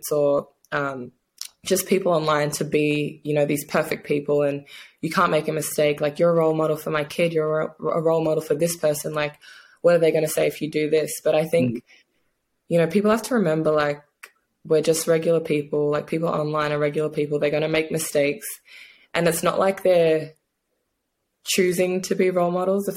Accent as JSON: {"language": "English", "country": "Australia", "tie": "born or raised there", "also_born_or_lived": "New Zealand / Seattle", "moved": "as an adult", "lives_now": "Hungary", "said": "growing up in Australia"}